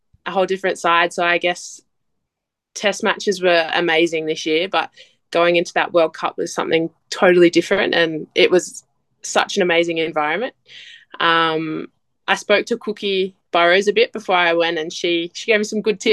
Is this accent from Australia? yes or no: yes; Harden, New South Wales, Australia; moved away; I went home to Harden